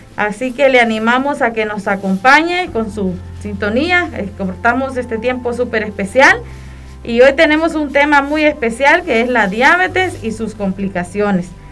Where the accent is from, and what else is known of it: Honduras